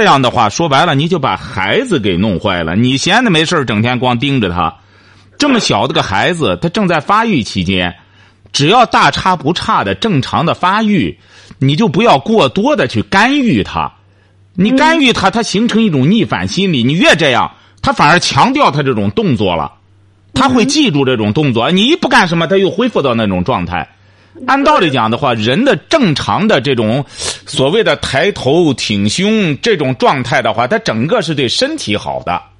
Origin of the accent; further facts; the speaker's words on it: China; 我们中国人过去讲什么坐如钟，行如风的